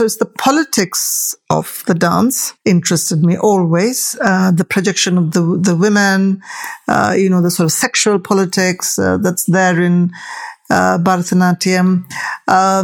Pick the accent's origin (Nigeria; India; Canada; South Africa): India; Tamil, South Indian; now in United Kingdom; I'm a Tamil, I'm an Indian, I'm a South Indian.